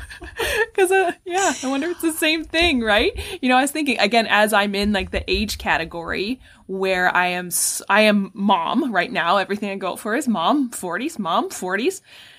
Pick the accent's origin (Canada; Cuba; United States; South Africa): Canada; accent: Canadian; I've got a hard R in my Canadian accent because of where I grew up.